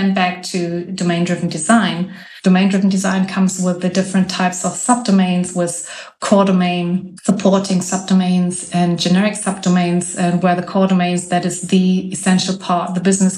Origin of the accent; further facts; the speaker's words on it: Hamburg, Germany; I am from Hamburg, north of Germany